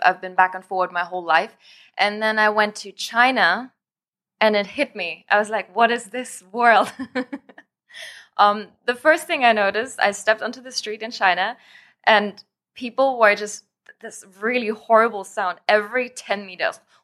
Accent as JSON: {"language": "English", "country": "Germany", "tie": "born or raised there", "also_born_or_lived": "France", "moved": "as an adult", "lives_now": "Thailand", "said": "I was born in Germany, born and raised, um, went all my life there to school"}